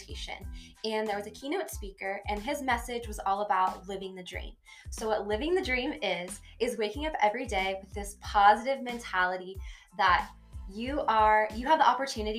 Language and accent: English; the Panhandle of Florida, United States; moved away as an adult; now in Clovis, United States; I'm originally from the Panhandle of Florida, born and raised.